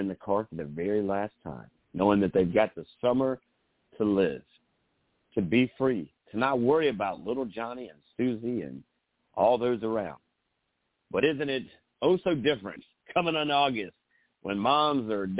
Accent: Myrtle Beach, South Carolina, United States; I went back to my hometown in Myrtle Beach and Surfside

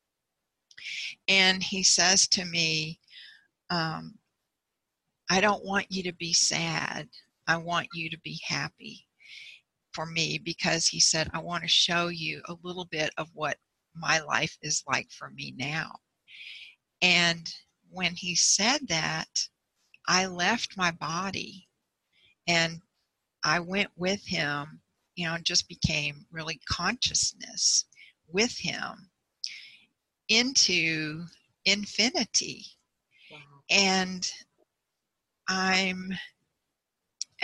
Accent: Bryan, Texas, United States; also born or lived in Houston; my hometown, Bryan. It's like an hour and a half north of Houston

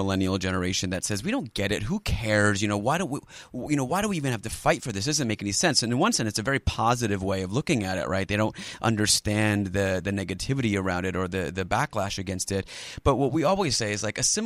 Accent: San Francisco, California, United States; I'm from San Francisco

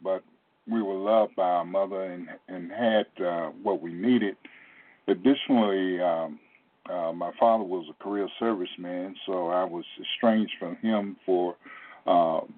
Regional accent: Portsmouth, Virginia, United States; I grew up in Portsmouth, Virginia

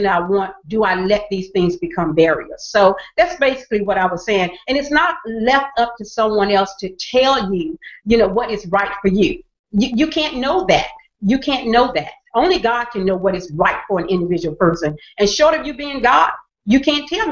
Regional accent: the South, United States; I grew up in the South

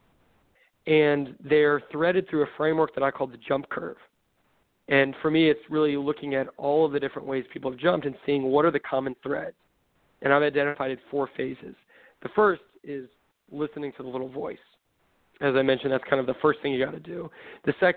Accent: Southern California, United States; I grew up in Southern California

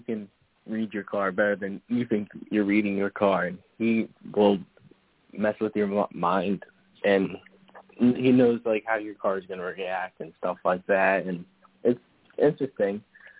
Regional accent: New Jersey, United States; my crew guys are from PA and we're from New Jersey

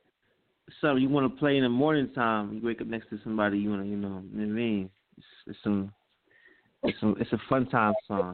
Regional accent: Philadelphia, Pennsylvania, United States; I'm from Philadelphia. You already know what it is, from Philly.

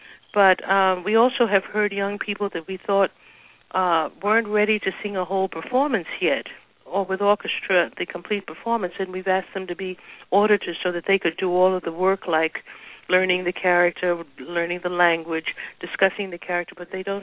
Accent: New York City, New York, United States; growing up in Harlem 25 years ago

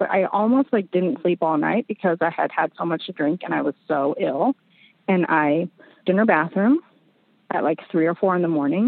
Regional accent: San Diego, California, United States; moved away; We were in my hometown. I grew up in San Diego.

